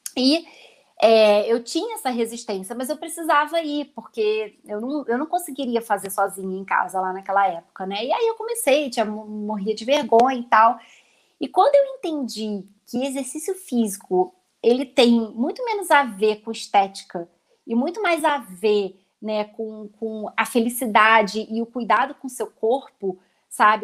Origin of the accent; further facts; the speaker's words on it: Rio de Janeiro, Brazil; accent: carioca; now in Cotia, Brazil; pelo meu sotaque, as pessoas já vão perceber que eu sou carioca só que eu moro atualmente em São Paulo, na verdade eu moro em Cotia